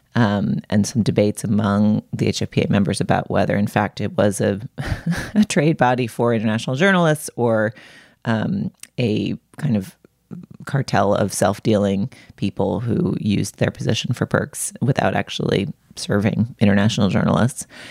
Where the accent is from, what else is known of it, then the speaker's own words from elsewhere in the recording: New England, United States; now in Los Angeles, United States; I grew up in New England